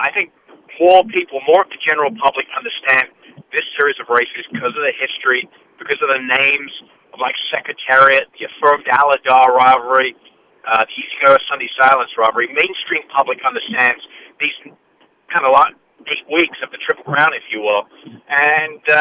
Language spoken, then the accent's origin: English; England, United Kingdom; moved away; I was born and raised in England